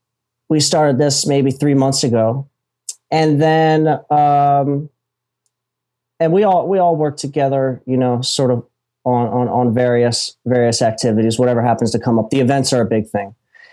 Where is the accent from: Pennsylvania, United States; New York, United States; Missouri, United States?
Pennsylvania, United States; Philadelphia; now in Florida, United States; I'm in Florida, man. {S2} Oh, yeah. {S1} I'm originally from Philly.